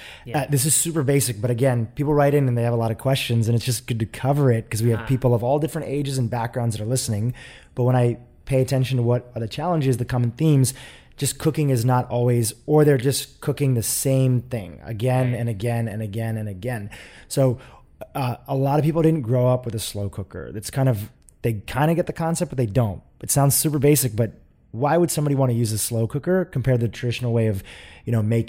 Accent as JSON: {"language": "English", "country": "India", "said": "I'm from India, and you know, I can remember people putting things like ghee in their tea a little bit"}